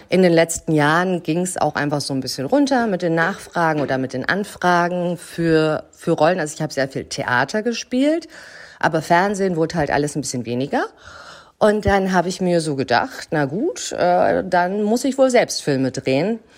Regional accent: Hamburg, Germany; Ich bin Schauspielerin, ich komme aus Hamburg und ich habe angefangen zu Schauspielern mit 17.

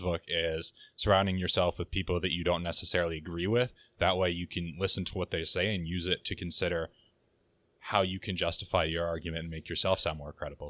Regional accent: Canada; as a Canadian

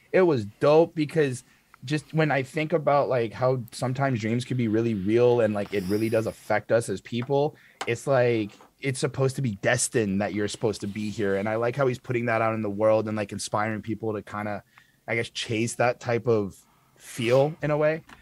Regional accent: Canada; me being Canadian

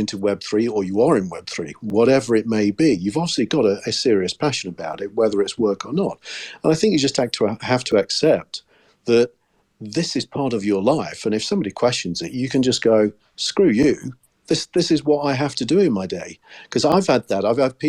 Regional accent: United Kingdom; I was just being very British

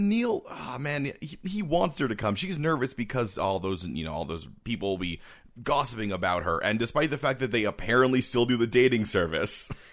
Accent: Canada; we're Canadian

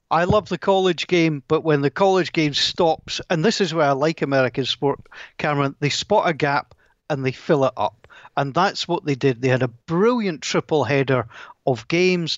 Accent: Scotland, United Kingdom; I'm Scottish.

